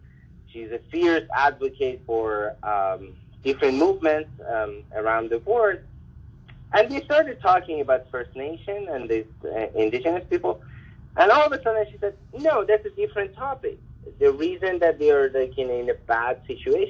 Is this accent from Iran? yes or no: yes; Iran; also born or lived in New York, United States; now in Canada; And then I tell them Iran